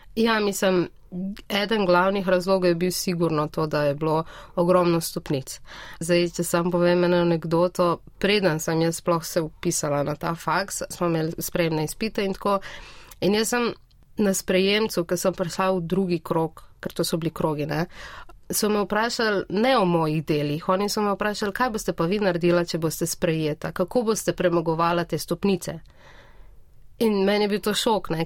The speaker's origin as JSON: {"language": "Slovenian", "town": "Brežice", "region": "Lower Sava", "country": "Slovenia", "moved": "as an adult", "lives_now": "Ljubljana, Slovenia", "said": "jaz prihajam iz Brežic"}